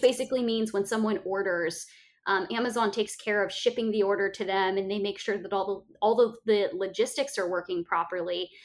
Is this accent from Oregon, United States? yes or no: yes; Bend, Oregon, United States; moved away; which is in my my home state, not my home state anymore, but where I'm from in Bend, Oregon